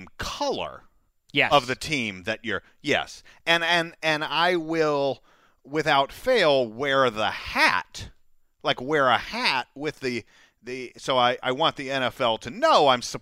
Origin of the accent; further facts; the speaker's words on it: Atlanta, Georgia, United States; I'm from Atlanta, too